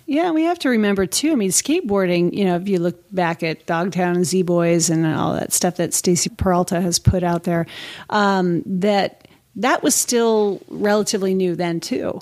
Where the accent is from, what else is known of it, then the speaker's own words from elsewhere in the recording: the Bay Area, California, United States; I grew up in California mm-hmm. and skateboarding was really big, you know, and roller skating and whatnot. Snowboarding, you know, especially growing up in the Bay Area